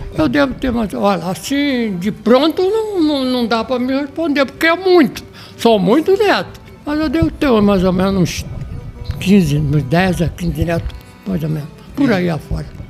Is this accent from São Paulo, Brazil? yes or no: no; Nilópolis, Rio de Janeiro, Brazil; Eu nasci no município de Nilópolis, que é estado do Rio